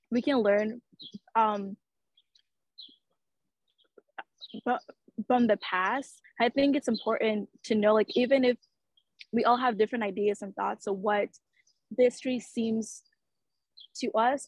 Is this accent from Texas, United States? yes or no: no; Georgia, United States; growing up in Georgia, like I noticed like in school, we're not really taught like all the history